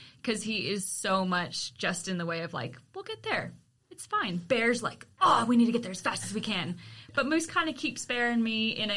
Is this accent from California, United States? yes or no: yes; Walnut Creek, California, United States; moved away; I grew up in Walnut Creek